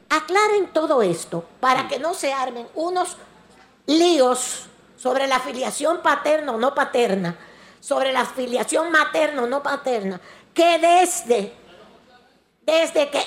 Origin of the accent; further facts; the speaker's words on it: Dominican Republic; Y digo vaina como somos los dominicanos de vainero